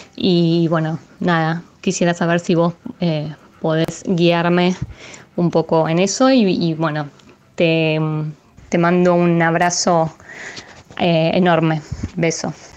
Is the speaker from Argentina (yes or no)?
yes; Buenos Aires, Argentina; soy de Buenos Aires, tengo 39 años